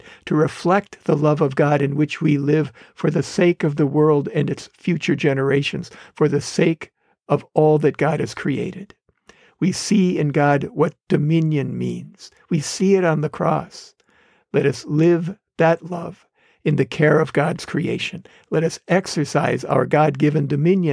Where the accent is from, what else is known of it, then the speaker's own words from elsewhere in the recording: Wisconsin, United States; growing up in Wisconsin